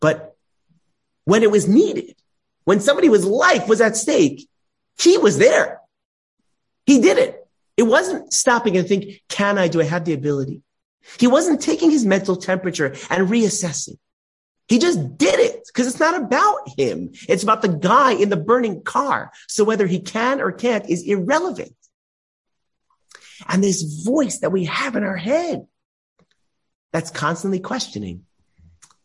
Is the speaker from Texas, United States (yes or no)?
no; Los Angeles, California, United States; I grew up in Los Angeles